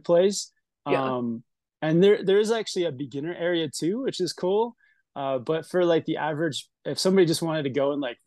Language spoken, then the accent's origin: English; Canada; moved away as an adult; also born or lived in Whistler / Tahoe; now in Salt Lake City, United States; I am Canadian